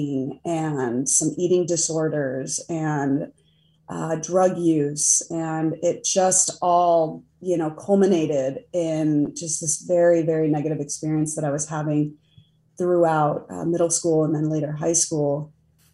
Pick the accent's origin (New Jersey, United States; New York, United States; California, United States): California, United States; Del Mar; now in Pittsburgh, United States; But I grew up in San Diego in a little beach town called Del Mar